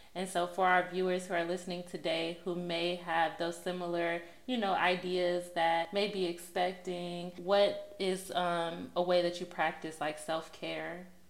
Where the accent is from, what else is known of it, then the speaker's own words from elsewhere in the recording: Texas, United States; I'm also from Texas